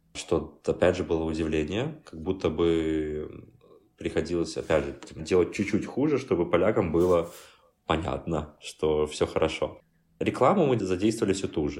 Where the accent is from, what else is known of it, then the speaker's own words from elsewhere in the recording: Belarus; moved away as an adult; also born or lived in Minsk, Belarus; now in Warsaw, Poland; мне как белорус